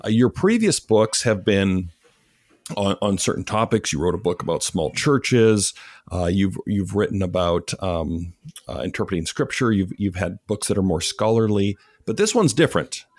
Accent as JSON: {"language": "English", "country": "Canada", "tie": "born or raised there", "said": "I grew up in Canada"}